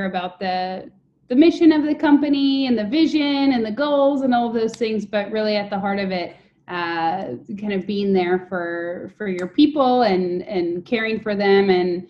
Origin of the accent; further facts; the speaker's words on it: Wisconsin, United States; moved away as an adult; also born or lived in Oakland; the city of 80,000 people that I grew up in Wisconsin